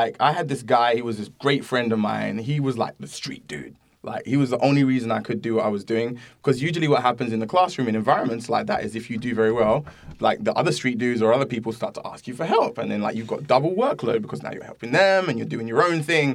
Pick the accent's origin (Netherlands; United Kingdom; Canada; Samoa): United Kingdom; London; moved away as an adult; also born or lived in Camberwell / Catford / Greenwich; now in United States; I grew up in South London